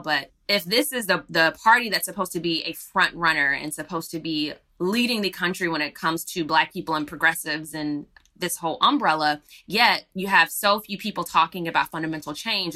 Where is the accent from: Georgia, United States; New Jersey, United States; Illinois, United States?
Georgia, United States; Atlanta; that's actually my, my hometown. I was raised there